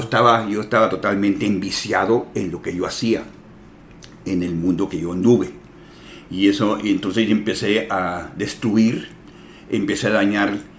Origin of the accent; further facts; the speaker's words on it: San Diego, California, United States; somos de San Diego